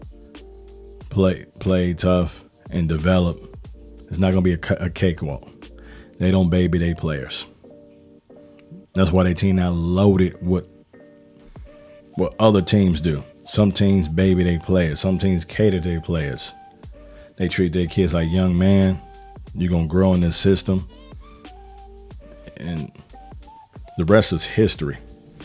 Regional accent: Chicago, Illinois, United States; now in Atlanta, United States; I'm from Chicago

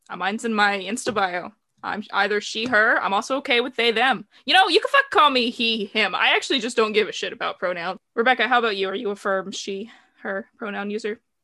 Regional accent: the South, Southern United States, United States; I'm from the South, rural, middle of nowhere area. So I grew up listening to country music

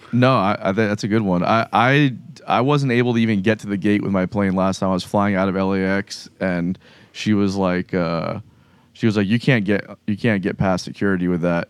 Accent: South Florida, United States; moved away as an adult; now in Jacksonville, United States; I'm from South Florida so like, I was going to the jams in Miami and Fort Lauderdale and West Palm

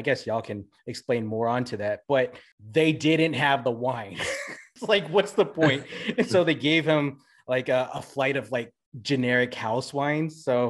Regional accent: Philippines; I'm black, man. I'm Filipino.

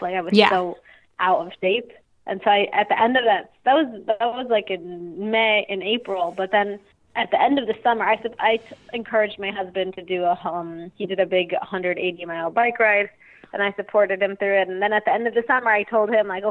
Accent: Passaic, New Jersey, United States; I grew up in New Jersey, actually in Passaic, northern New Jersey

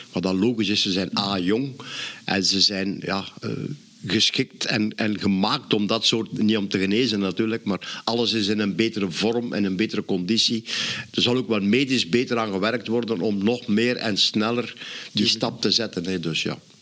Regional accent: Flanders, Belgium; als Vlaming zijnde

